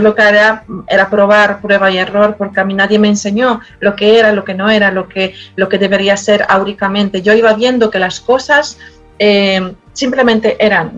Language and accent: Spanish; Poland; born or raised there; Spanish is a second language; moved away as an adult; now in Madrid, Spain